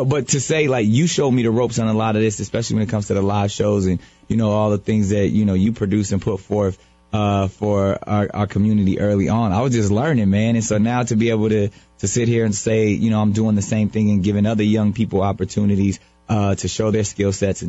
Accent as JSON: {"language": "English", "town": "San Diego", "region": "California", "country": "United States", "tie": "born or raised there"}